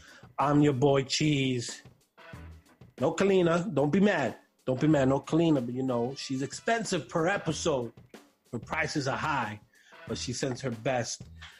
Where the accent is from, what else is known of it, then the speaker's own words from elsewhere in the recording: New York City, New York, United States; as a native New Yorker